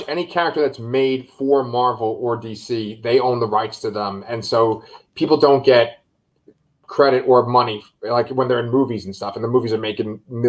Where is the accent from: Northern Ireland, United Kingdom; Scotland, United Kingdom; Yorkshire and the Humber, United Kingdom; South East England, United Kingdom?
Scotland, United Kingdom; So, and I'm Scottish, by the way, so I can do that.